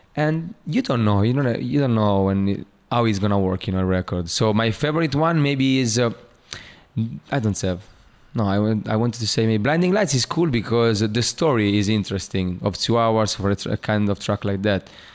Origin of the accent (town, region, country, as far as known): Italy; born or raised there; English is a second language; moved away